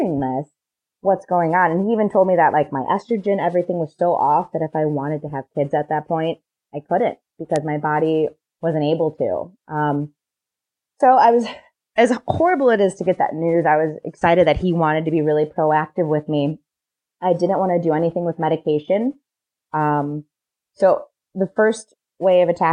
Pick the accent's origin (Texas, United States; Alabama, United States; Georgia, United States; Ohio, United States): Ohio, United States; now in Chicago, United States; I'm from Ohio.